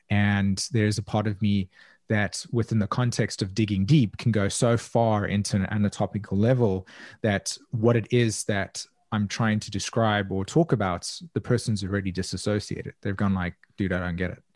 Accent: South Africa; I grew up in south africa and was very much a part of a culture that was deeply divided by segregation

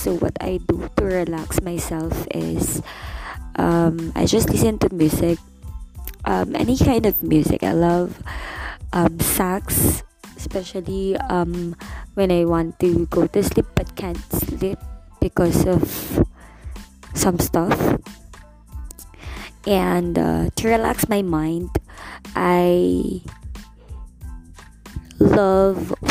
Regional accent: Angeles City, Central Luzon, Philippines; I was born and raised here in Angel City, Pampanga

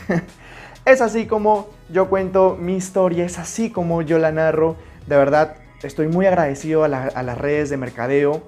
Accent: Puerto Maldonado, Madre de Dios, Peru; Yo soy de Puerto Maldonado, nací en la selva peruana

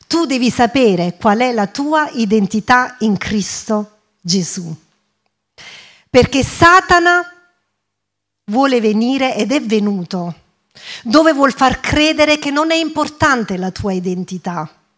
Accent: Italy; first language English; Italian is a second language; also born or lived in England; io fino a nove anni ho vissuto in Inghilterra, andavo a scuola in Inghilterra, poi i miei genitori si sono trasferiti in Italia e ho iniziato la scuola qui in Italia

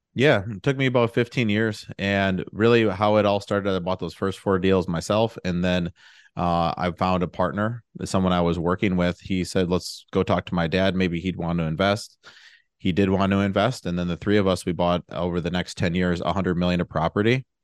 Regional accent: Milwaukee, Wisconsin, United States; also born or lived in Madison, Wisconsin; I'm from the Milwaukee area, and I went to college at U W Madison

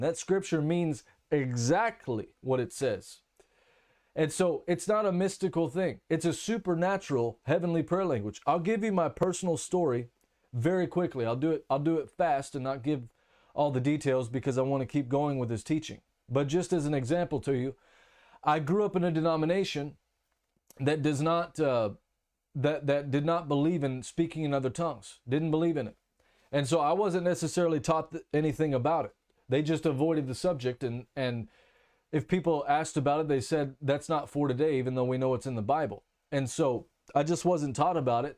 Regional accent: Texas, United States; first language English; now in Germany; I'm from Texas, United States, and living in Germany at the moment

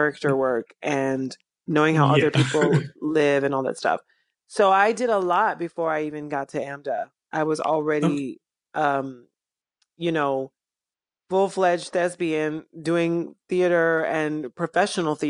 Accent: Columbus, Georgia, United States; moved away; also born or lived in Chicago, Illinois / New York City; I was raised in Georgia

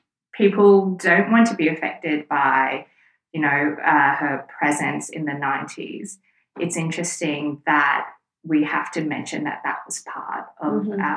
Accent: Sydney, New South Wales, Australia; So my parents immigrated to Australia, specifically Sydney, when I was about four. Mm-hmm. So I grew up in Sydney. And basically we started off in the eastern suburbs of Sydney, which is a predominantly Caucasian and probably Jewish

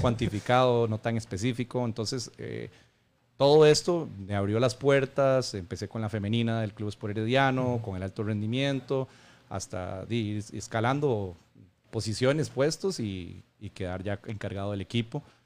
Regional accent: Costa Rica; como buen tico

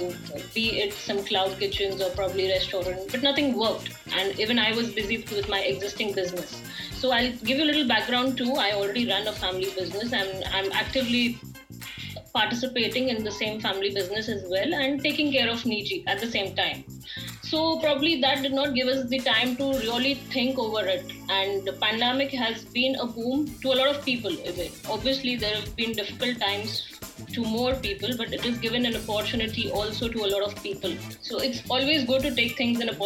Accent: Maharashtra, India; I'm born and brought up in Maharashtra, but the family is from Gujarat

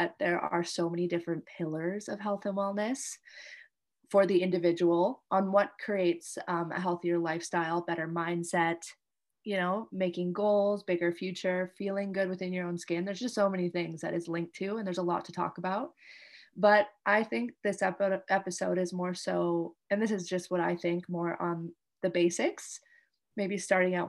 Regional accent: Canada; now in Indonesia

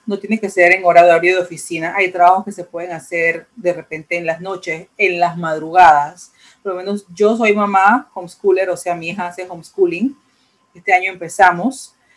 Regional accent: Panama; en mi país, en Panamá

